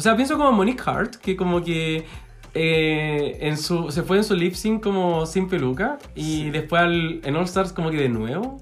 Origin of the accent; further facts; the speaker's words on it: Chile; somos chilenos.